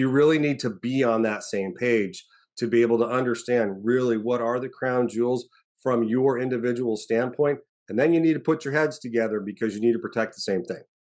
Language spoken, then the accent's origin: English; Arizona, United States; moved away as an adult; the special agent in charge of our Arizona field office. So, I actually got to go home as the, the, the S A C, uh, to, to be the head of the F B I in my hometown